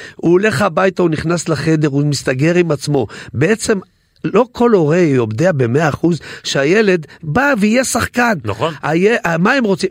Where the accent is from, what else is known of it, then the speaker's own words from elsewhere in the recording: Netanya, Central District, Israel; אצלנו בנתניה